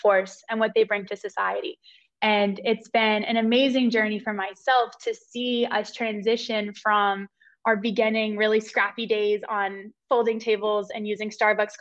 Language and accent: English; Cary, North Carolina, United States; I'm from Cary, North Carolina. So right down the road from Raleigh, born and raised